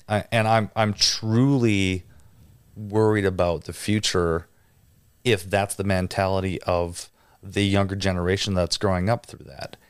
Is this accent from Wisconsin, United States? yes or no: yes; near Green Bay, Wisconsin, United States; I grew up in a small little town and, and, you know, just outside Green Bay